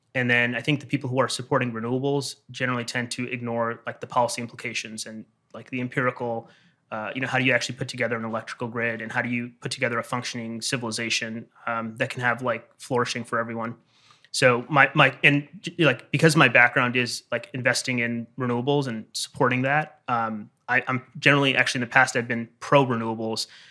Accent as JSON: {"language": "English", "region": "Michigan", "country": "United States", "said": "I'm from Michigan"}